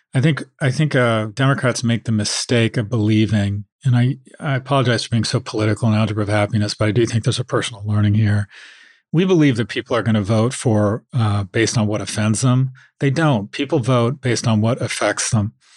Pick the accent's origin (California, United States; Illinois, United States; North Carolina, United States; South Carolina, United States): California, United States; Los Angeles; I've I've grown up in America.